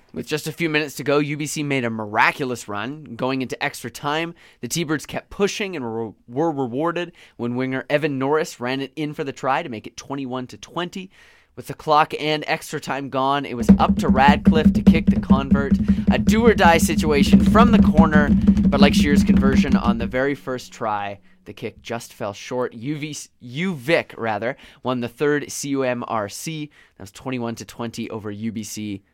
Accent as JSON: {"language": "English", "town": "Victoria", "region": "British Columbia", "country": "Canada", "tie": "born or raised there", "said": "I'm from Victoria. I'm a Victoria native."}